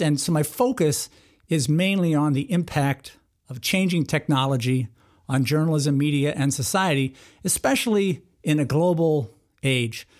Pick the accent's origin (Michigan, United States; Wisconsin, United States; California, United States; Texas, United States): Wisconsin, United States; moved away as an adult; also born or lived in Minnesota / Pennsylvania; growing up in Wisconsin, I went to the University of Wisconsin.